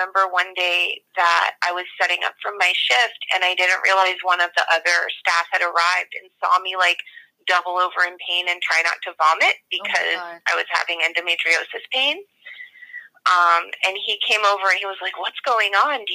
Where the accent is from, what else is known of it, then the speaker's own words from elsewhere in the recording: San Francisco, California, United States; I grew up in San Francisco in the 80s.